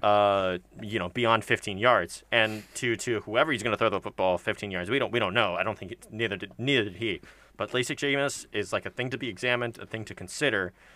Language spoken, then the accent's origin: English; Tampa, Florida, United States; in my hometown